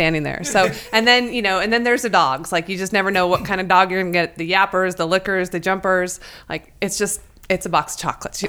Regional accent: Moscow, Idaho, United States; Yes. I get that a lot down here that, wow, you're the first person I've ever met from Idaho. Yes. I am.

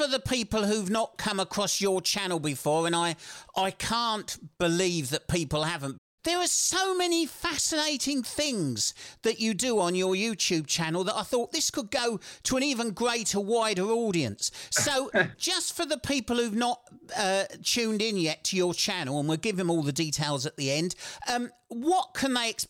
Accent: South East England, United Kingdom; I was born and brought up in Kent.

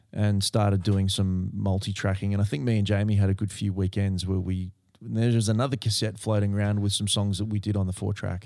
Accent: Berkeley Vale, New South Wales, Australia; where I grew up in Berkeley Vale

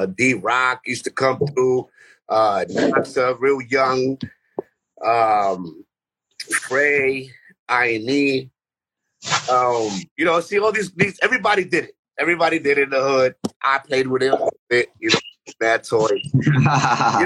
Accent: New York City, New York, United States; also born or lived in Bedford-Stuyvesant, Brooklyn / Puerto Rico; growing up in Bushwick, Myrtle and Broadway section, Arion Place

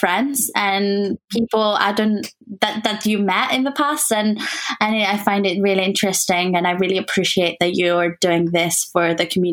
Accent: Barcelona, Catalonia, Spain; English is a second language; moved away as an adult; I spent 18 years almost in Barcelona

